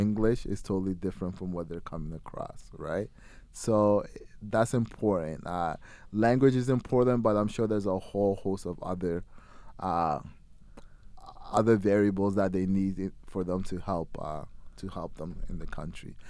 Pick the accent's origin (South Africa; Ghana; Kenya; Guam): Ghana; now in London, Canada; I'm from Ghana originally